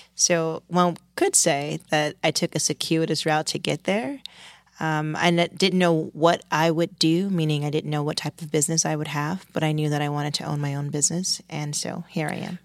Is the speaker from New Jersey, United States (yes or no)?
no; Washington, District of Columbia, United States; moved away as an adult; also born or lived in California; now in New York, United States; I grew up in Washington, D C